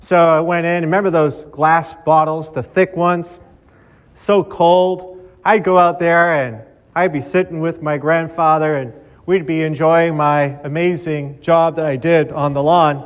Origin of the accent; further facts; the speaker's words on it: Boston, Massachusetts, United States; Growing up in Boston